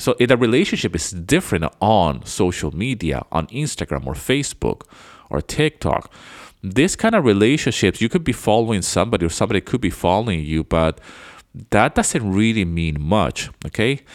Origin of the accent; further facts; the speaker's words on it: Venezuela; moved away as an adult; also born or lived in United Kingdom; now in Greece; I was born in the U K, but I grew up somewhere else. I grew up in South America. I grew up in Venezuela